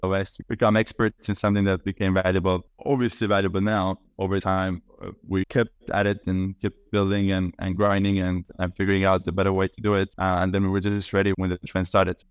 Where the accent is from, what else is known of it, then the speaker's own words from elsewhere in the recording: Estonia; moved away as an adult; now in New York, United States; I'm Estonian, I grew up in Estonia, I'm currently in Estonia as well, I'm based in New York